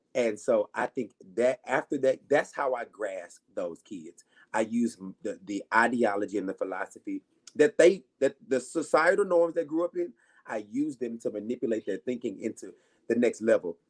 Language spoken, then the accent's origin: English; Arkansas, United States; moved away; I was in Arkansas, so I'm from Arkansas originally